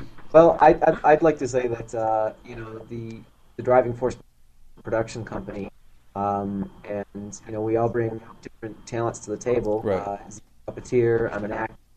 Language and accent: English; Buffalo, New York, United States; moved away as an adult; now in New York City, United States; born and raised in Buffalo, New York, and moved to New York City a couple years ago to pursue acting